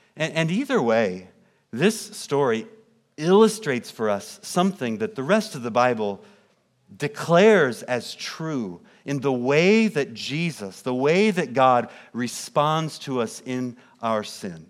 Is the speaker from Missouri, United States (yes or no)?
yes; Kansas City, Missouri, United States; now in St. Charles, Illinois, United States; I grew up in Kansas City, Missouri, suburbs of Kansas City